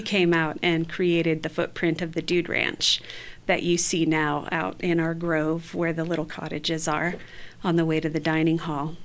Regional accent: northern Michigan, United States; now in New Mexico, United States; I'm, I'm Ojibwe from northern Michigan

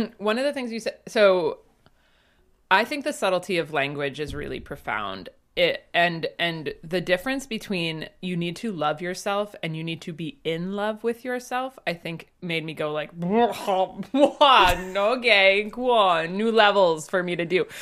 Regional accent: Northeast, United States; I grew up in the Northeast

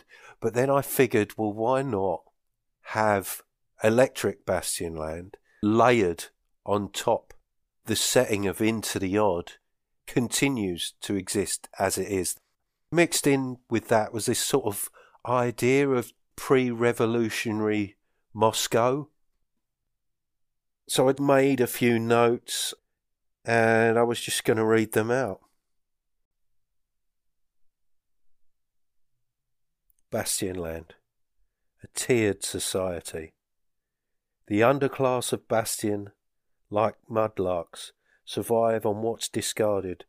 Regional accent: South Essex, East of England, United Kingdom; now in Northern Scotland, United Kingdom; In an area where I grew up in South Essex

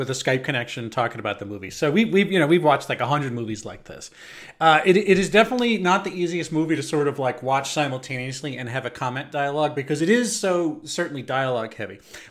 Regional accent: United States; growing up outside of the New York area, you know, only 50 miles from New York

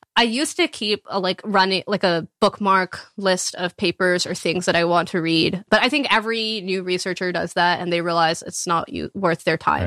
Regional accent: Texas, United States; moved away; I grew up in Texas, like, in a small

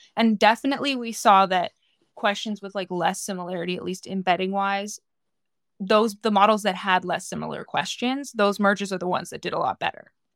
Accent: California, United States; moved away; I'm from California originally.

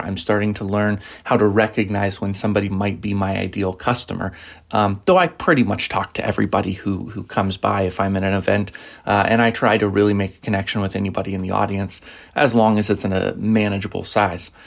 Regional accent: Arvada, Colorado, United States; also born or lived in Denver, Colorado; now in Nebraska, United States; most of my life I lived in Arvada.

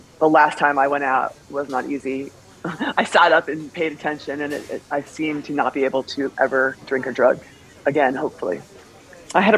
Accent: New York, United States; I'm from New York.

